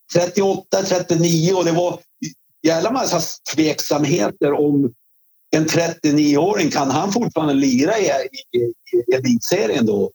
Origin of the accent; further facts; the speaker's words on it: Svedjeholmen, Västernorrland County, Sweden; moved away as an adult; also born or lived in Örnsköldsvik / Stockholm / New York; när jag kom från Svedjeholmen